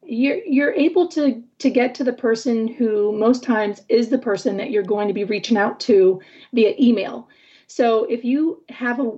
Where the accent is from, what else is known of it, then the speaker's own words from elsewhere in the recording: Michigan, United States; what a coincidence that we're both from Michigan.